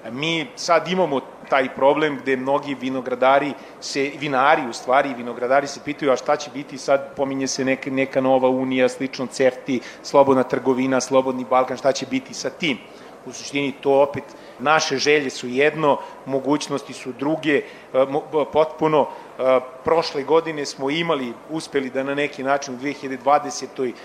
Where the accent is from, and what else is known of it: Serbia